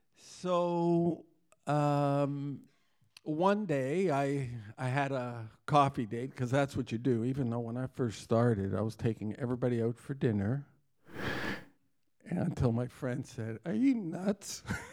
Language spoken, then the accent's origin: English; Toronto, Ontario, Canada; tonight, we're visiting from Toronto, Canada